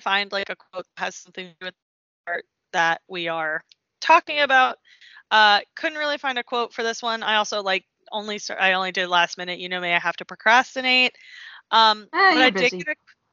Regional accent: United States; We're American

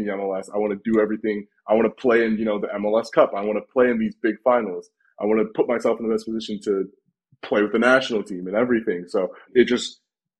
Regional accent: United States; moved away as an adult; now in Birmingham, United Kingdom; growing up in the States

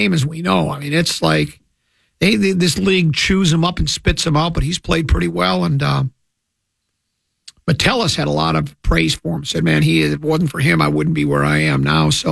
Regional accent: Detroit, Michigan, United States; I was born in Detroit

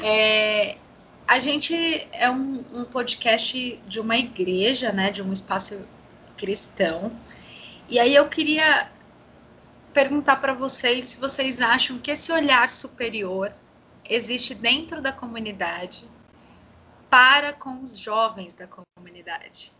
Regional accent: Brazil; nós enfrentamos como brasileiros

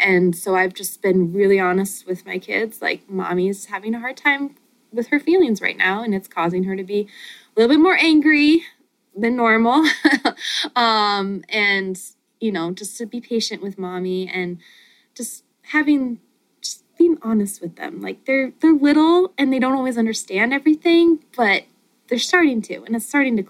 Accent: Montana, United States; moved away as an adult; now in Michigan, United States; I'm from Montana

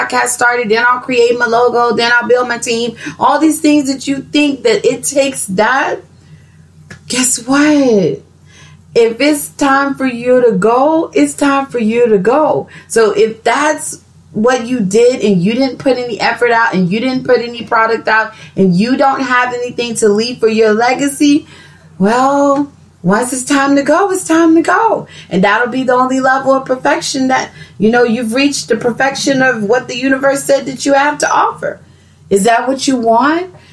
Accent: Texas, United States; accent: Texas slang; I'm from Texas

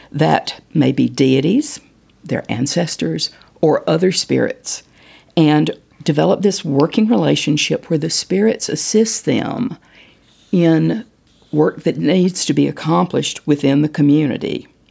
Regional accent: Winston-Salem, North Carolina, United States; I was born in Winston-Salem

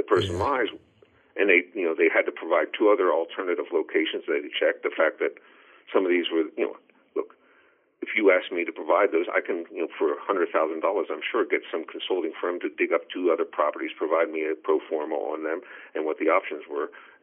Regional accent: Pennsylvania, United States; now in New Jersey, United States; when I was raised in Pennsylvania

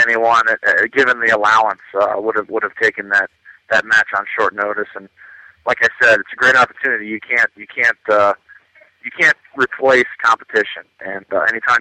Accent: Columbus, Ohio, United States; it's my hometown as well as my wife's

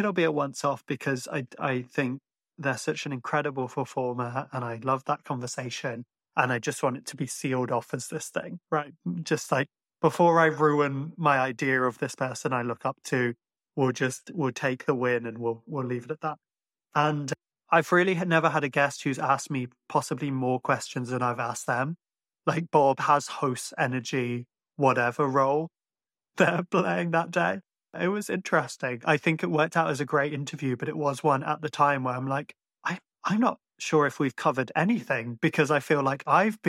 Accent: Ireland; living in Ireland and being Irish, but sounding like this sometimes does create questions.

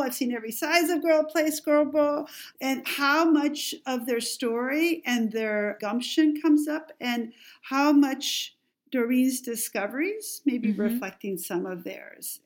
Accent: Mexico; English is a second language; moved away; growing up in Mexico

